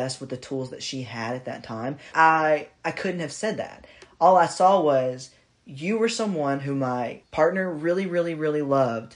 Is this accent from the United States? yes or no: yes; Kentucky, United States; also born or lived in Tennessee; now in Texas, United States; I'm from Kentucky. I live in Texas